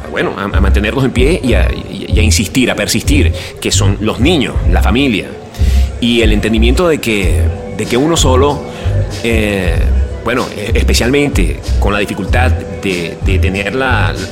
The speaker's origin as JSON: {"language": "Spanish", "country": "Venezuela", "moved": "as an adult", "said": "primero salí de Venezuela, eh, en, las circunstancias que, me fui del país, a mí me resultó una experiencia personal muy amarga"}